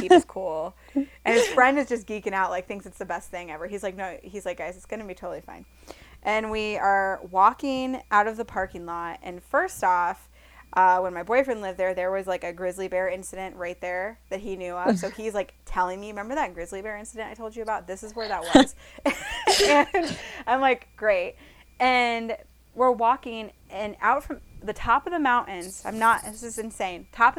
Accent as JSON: {"language": "English", "region": "Iowa", "country": "United States", "said": "him and I are from Iowa"}